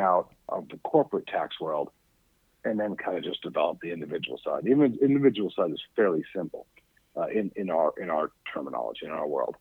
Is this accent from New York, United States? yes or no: yes; New York City, New York, United States; I grew up in Staten Island, New York